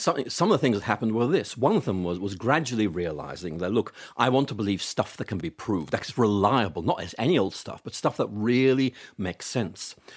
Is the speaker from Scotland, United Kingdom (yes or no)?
no; Belfast, Northern Ireland, United Kingdom; I grew up in Northern Ireland